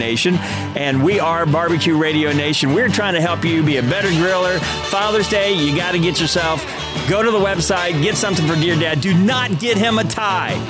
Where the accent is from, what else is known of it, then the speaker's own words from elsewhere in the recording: Kansas City, United States; I'm from Kansas City